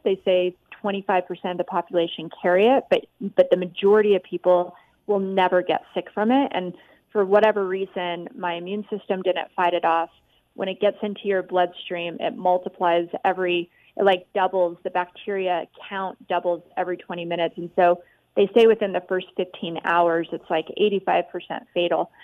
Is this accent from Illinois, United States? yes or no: no; Las Vegas, Nevada, United States; growing up in Vegas